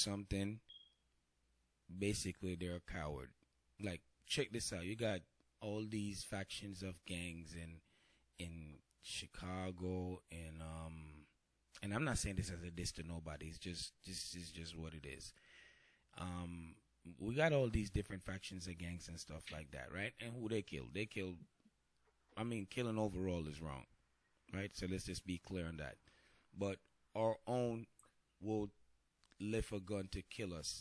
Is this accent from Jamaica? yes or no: yes; Jamaica; I'm Jamaican